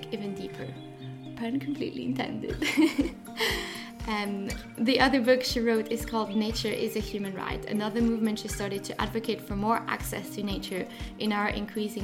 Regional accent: French part of Switzerland, Romandy, Switzerland; born or raised there; now in London, United Kingdom

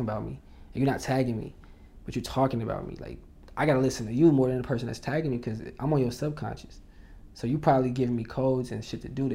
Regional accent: Indiana, United States; moved away as an adult; now in Los Angeles, United States; I went to Indiana

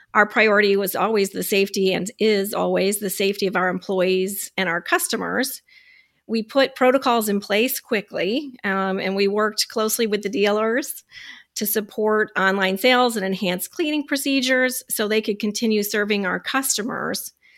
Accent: Michigan, United States; I'm from Michigan

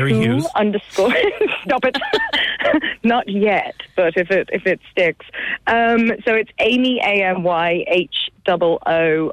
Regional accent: Kilkenny, Leinster, Ireland; I grew up in Kilkenny, and I was underage in Langton's

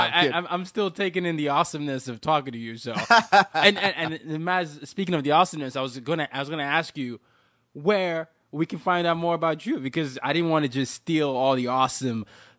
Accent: Nigeria; I'm Nigerian and I just ate Nigerian food.

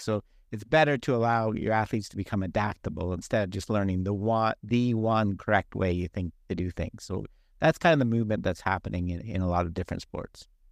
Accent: Toronto, Ontario, Canada; now in Arizona, United States; I am Canadian, I'm from Toronto, and I grew up playing hockey

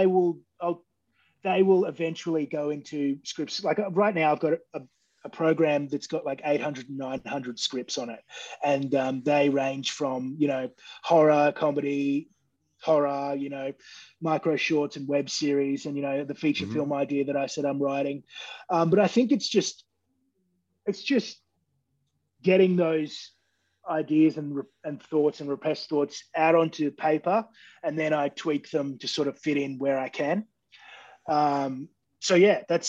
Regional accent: Queensland, Australia; moved away; I'm originally from Queensland

